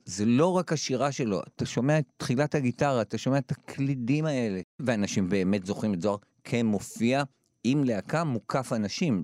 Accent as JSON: {"language": "Hebrew", "town": "Jerusalem", "region": "Jerusalem District", "country": "Israel", "tie": "born or raised there", "said": "אני גדלתי בשכונה בבית הכרם שכולם היו אוהדי הפועל ירושלים"}